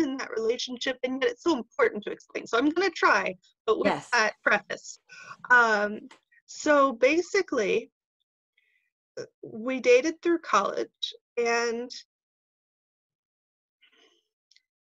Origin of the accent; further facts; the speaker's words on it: California, United States; moved away as an adult; also born or lived in Fort Collins, Colorado; I grew up in California and I moved to Colorado, to Fort Collins, Colorado, to go to school